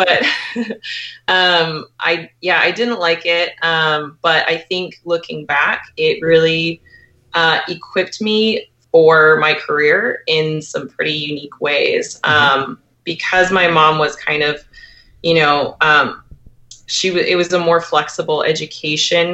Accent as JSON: {"language": "English", "town": "Portland", "region": "Oregon", "country": "United States", "tie": "born or raised there", "also_born_or_lived": "Bellingham, Washington", "moved": "as an adult", "lives_now": "Tacoma, United States", "said": "I was born and raised in Portland, Oregon."}